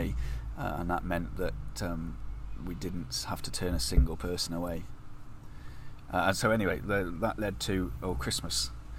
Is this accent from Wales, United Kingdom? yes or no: yes; Pembrokeshire, Wales, United Kingdom; moved away as an adult; also born or lived in Shropshire; now in Herefordshire, United Kingdom; Originally, I come from Pembrokeshire, and having grown up there